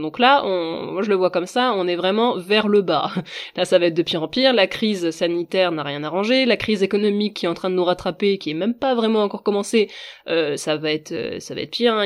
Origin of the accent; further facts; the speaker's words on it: Brittany, France; je suis bretonne